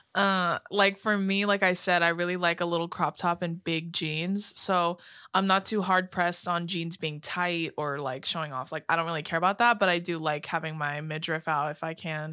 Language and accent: English; California, United States; we're from, you know, California